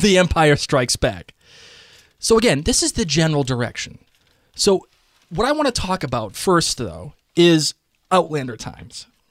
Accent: United States; I'm American

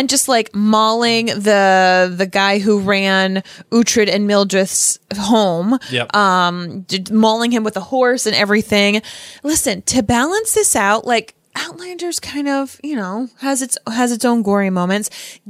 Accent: Boston, Massachusetts, United States; Peacock. I'm from Boston.

